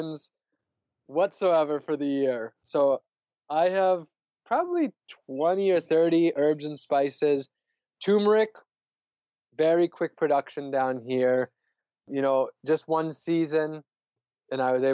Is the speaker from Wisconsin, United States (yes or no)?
yes; northern Wisconsin, United States; moved away as an adult; also born or lived in San Diego, California; now in Orlando, United States; I'm from Wisconsin, northern Wisconsin.